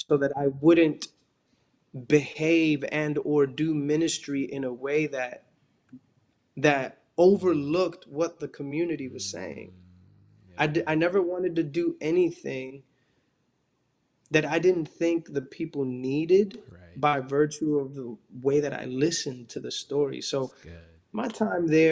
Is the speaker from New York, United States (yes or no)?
yes; New York City, New York, United States; I grew up in Washington, and particularly in this neighborhood called Dyckman, that's within Washington, you know, the uptown Manhattan area